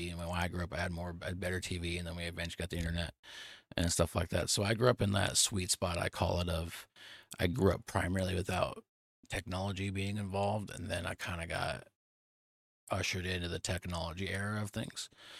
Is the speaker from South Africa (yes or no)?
no; Nebraska, United States; moved away; I moved away from Nebraska to Texas. I don't get to see my childhood friends or my family every day